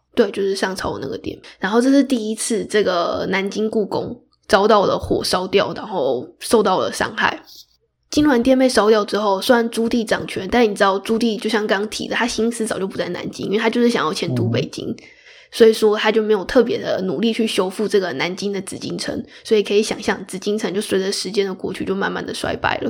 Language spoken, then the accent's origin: Chinese; Taiwan; 我是台湾人，我就是不会卷舌